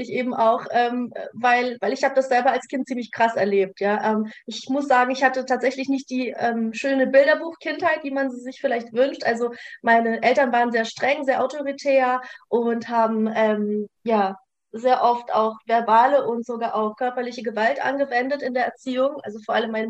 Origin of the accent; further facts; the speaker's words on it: Gottenheim, Baden-Württemberg, Germany; also born or lived in Ukraine / Russia; ich komme aus dem Örtchen Gottenheim bei Freiburg im schönen Südbaden in Deutschland. Um, ursprünglich gebürtig komme ich allerdings aus Russland beziehungsweise bin in der Ukraine geboren, bin mit sechs Jahren nach Deutschland ausgewandert.